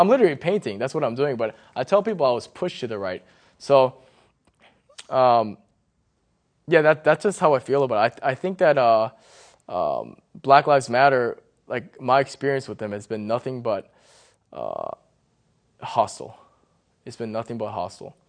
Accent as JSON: {"language": "English", "town": "McLean", "region": "Virginia", "country": "United States", "tie": "born or raised there", "said": "I grew up in McLean. So I was oh. like the only Asian guy"}